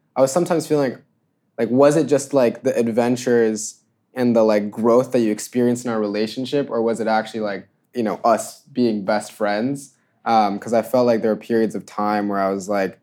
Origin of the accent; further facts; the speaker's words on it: Georgia, United States; moved away; growing up in Georgia